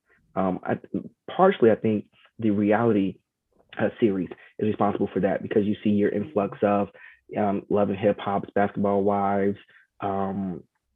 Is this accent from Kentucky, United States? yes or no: yes; Georgetown, Kentucky, United States; now in DMV area, United States; growing up in Georgetown, Kentucky